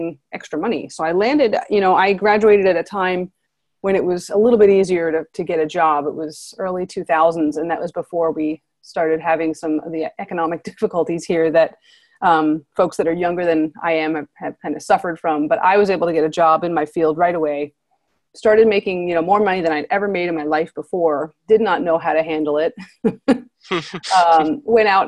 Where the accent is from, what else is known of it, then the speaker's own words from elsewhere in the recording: New Jersey, United States; moved away as an adult; now in San Diego, United States; I grew up in North Jersey in a pretty small town